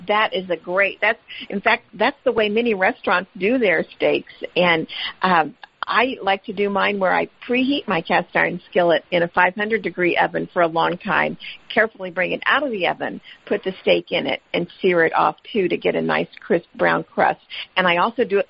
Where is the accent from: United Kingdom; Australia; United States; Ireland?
United States; Midwest; We grew up in the Midwest